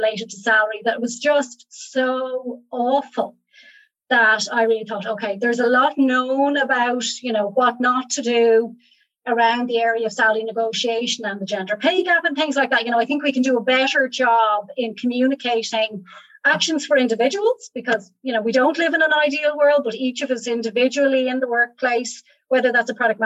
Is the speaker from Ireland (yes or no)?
yes; Ireland; moved away as an adult; also born or lived in Rhode Island, United States / Germany; I'm not American and I'm back in Ireland now for the last few years